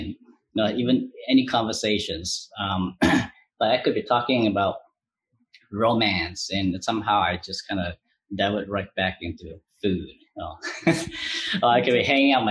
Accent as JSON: {"language": "English", "country": "Malaysia", "tie": "born or raised there", "moved": "as an adult", "lives_now": "United States", "said": "I grew up in Malaysia"}